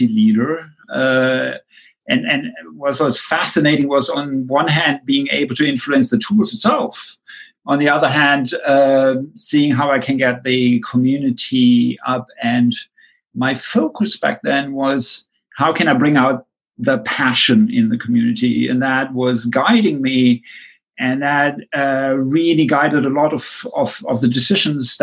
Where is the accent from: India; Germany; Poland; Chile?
Germany; moved away; I grew up in Germany